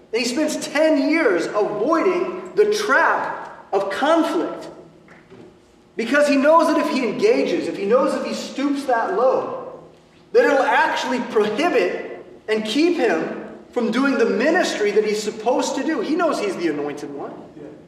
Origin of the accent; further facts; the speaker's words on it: United States; What we experience as American Christians